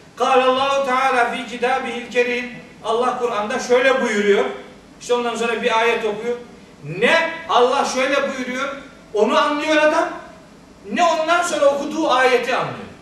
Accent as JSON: {"language": "Turkish", "region": "Trabzon", "country": "Turkey", "said": "Ben Trabzonluyum."}